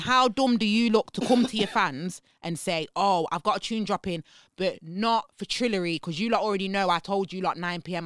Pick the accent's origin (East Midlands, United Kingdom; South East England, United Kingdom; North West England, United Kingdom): East Midlands, United Kingdom; Leicester; I'm from Leicester.